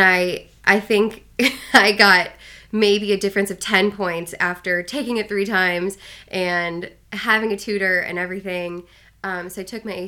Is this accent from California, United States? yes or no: no; South Bend, Indiana, United States; Raised in South Bend. I've been in South Bend since seventh grade